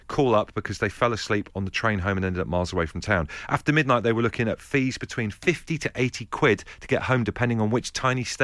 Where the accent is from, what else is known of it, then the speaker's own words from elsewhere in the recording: South West England, United Kingdom; Yeah, I'm from Devon.